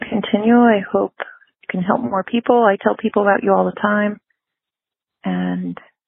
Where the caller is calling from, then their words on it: Virginia, United States; Hi, Spencer. … I'm from Virginia.